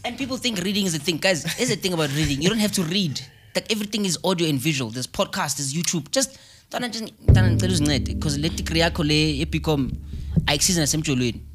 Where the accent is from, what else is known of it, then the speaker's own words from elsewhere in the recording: South Africa; I'm from Chelamanga